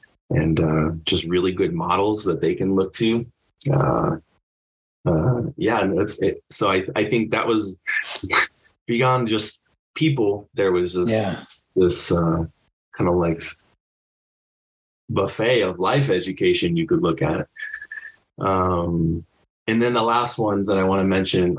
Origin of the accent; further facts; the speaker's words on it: Southern California, United States; I'm from Southern California originally